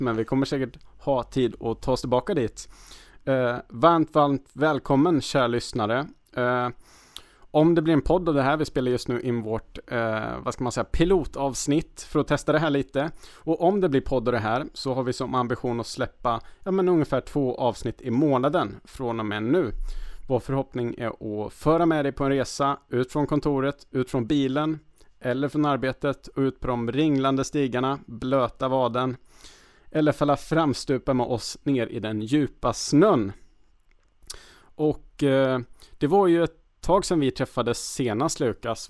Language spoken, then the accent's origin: Swedish; Värmland, Sweden; moved away; Jag kommer ju då från, från Värmland